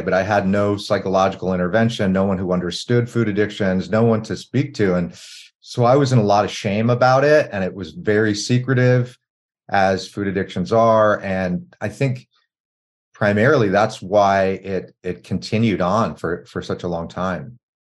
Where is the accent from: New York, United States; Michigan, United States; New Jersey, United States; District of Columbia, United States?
District of Columbia, United States; Washington; when I was growing up in Washington, D.C., in the early 80s